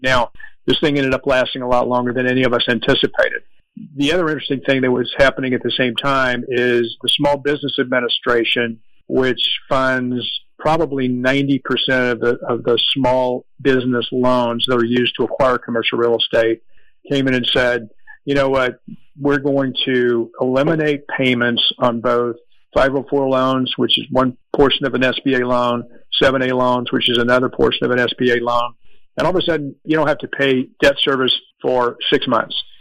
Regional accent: Orange, California, United States; my hometown of Orange, California

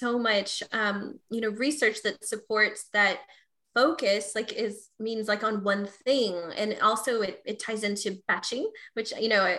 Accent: Texas, United States; I'm from Texas, so I say y'all sometimes

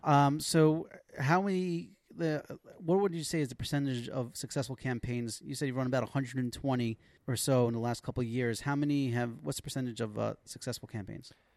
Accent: Passaic, New Jersey, United States; now in Israel; I remember growing up. We used to have this uh, Super Sunday at the local Y. I'm from Passaic

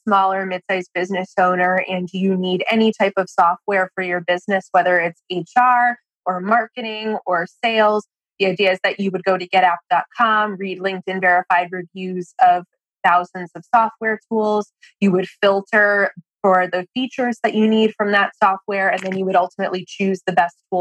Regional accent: Boston, Massachusetts, United States; moved away as an adult; now in Washington, D.C., United States; I grew up in Boston, not far from Brandeis, but when I was 18, I moved to D.C. to go to college at CUA.

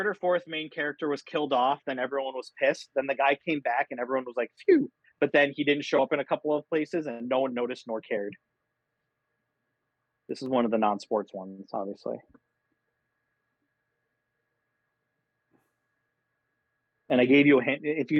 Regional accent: St. Louis, Missouri, United States; Alex drew a blank on Marshall Faulk, even though I grew up in St. Louis.

